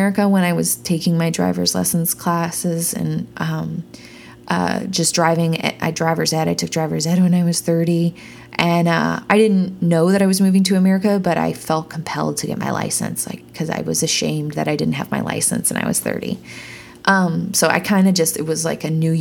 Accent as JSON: {"language": "English", "town": "Peterborough", "region": "Ontario", "country": "Canada", "tie": "born or raised there", "also_born_or_lived": "Toronto", "moved": "as an adult", "lives_now": "Nashville, United States", "said": "I bought that car in my hometown in Peterborough, Ontario"}